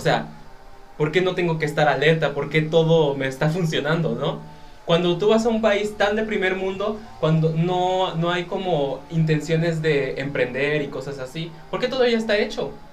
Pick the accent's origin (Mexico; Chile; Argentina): Mexico; por ser mexicano